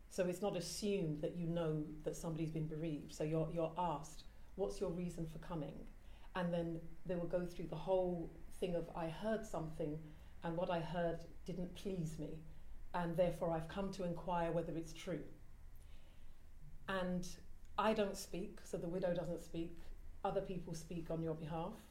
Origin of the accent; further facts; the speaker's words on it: Ilford, London, United Kingdom; born there; Now, I was born in Ilford, so uh, I'm British. But um, I'm Ghanaian, and we have these, you know, traditions and culture.